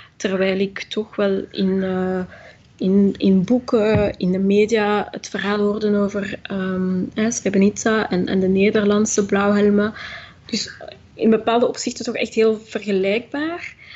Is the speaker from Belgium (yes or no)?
yes; Belgium; omdat ik mezelf ook gewoon als Belg beschouw. Ik was vier toen ik hier kwam, ik heb niks anders gekend.